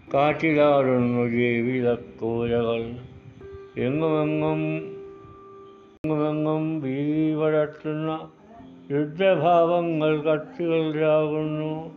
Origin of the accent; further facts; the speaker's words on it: Kanakkary, Kerala, India; എൻ്റെ നാട് കോട്ടയം ജില്ല കാണക്കാരി